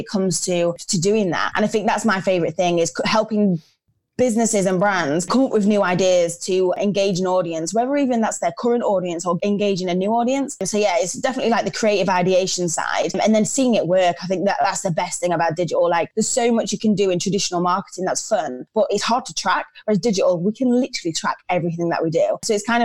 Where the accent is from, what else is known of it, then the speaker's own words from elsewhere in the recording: Lincolnshire, East Midlands, United Kingdom; moved away as an adult; also born or lived in Leeds; I'm actually from Lincolnshire